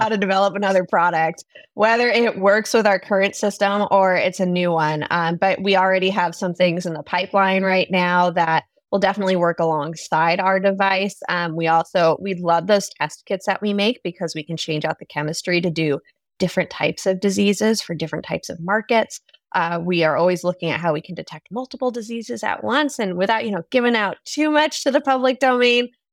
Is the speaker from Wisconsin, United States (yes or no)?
no; San Francisco, California, United States; moved away; I am originally from San Francisco. It's, it's my hometown